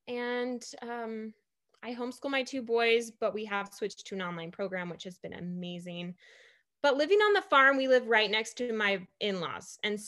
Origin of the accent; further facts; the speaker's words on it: Madisonville, Texas, United States; I grew up in East Texas. My dad was military, so we did move on and off a lot to different military bases for a year or two here and there. But I claim East Texas, a very small town called Madisonville.